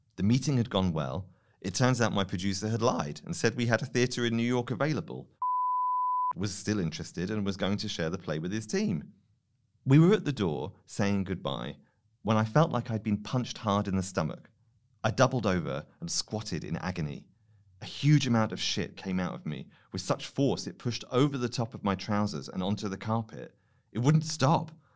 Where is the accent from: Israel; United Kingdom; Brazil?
United Kingdom; I'm British